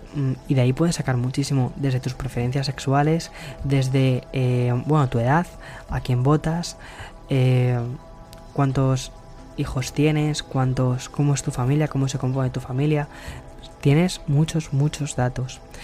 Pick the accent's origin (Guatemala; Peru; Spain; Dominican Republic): Spain; mi país